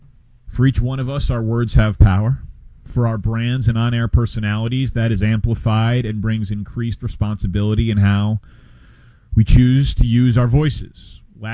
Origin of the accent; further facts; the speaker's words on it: Chicago, Illinois, United States; in my hometown of Chicago.